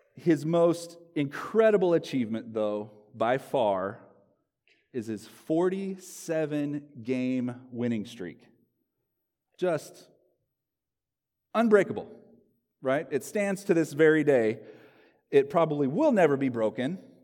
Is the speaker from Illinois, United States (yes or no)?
no; Locust Grove, Oklahoma, United States; moved away as an adult; also born or lived in Southern California; now in Gresham, United States; my hometown, Locust Grove, Oklahoma